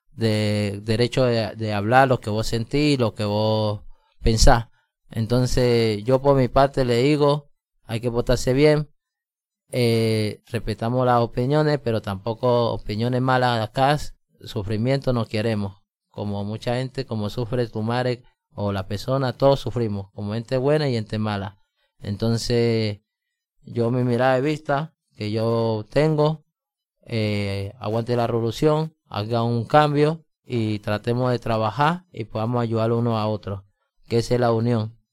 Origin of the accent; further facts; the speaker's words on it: Colombia; now in Mendoza, Argentina; yo colombiano